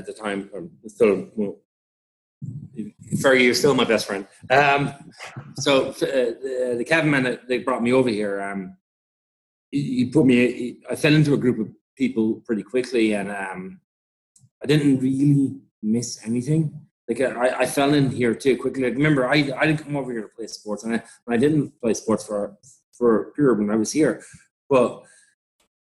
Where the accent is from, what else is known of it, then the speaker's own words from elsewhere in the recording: Ireland; moved away as an adult; now in New York, United States; being Irish and being white